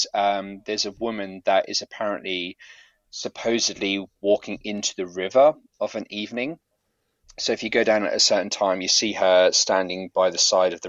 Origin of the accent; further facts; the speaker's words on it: near Manningtree, Essex, East of England, United Kingdom; through Manningtree back to my hometown